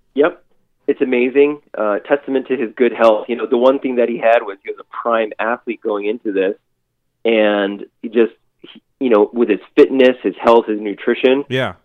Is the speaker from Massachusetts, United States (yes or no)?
yes; Boston, Massachusetts, United States; moved away as an adult; I'm born and raised in Boston. Was there for 30 years